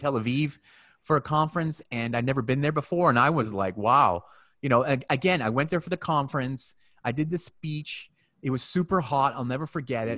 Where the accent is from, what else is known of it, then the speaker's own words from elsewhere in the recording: Canada; moved away; also born or lived in Asia; I'm Canadian